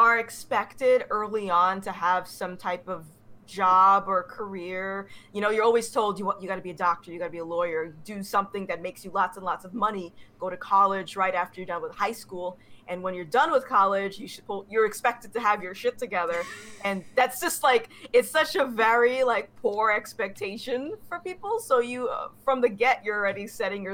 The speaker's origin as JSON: {"language": "English", "region": "Rhode Island", "country": "United States", "tie": "born or raised there", "said": "I've been born and raised in Rhode Island."}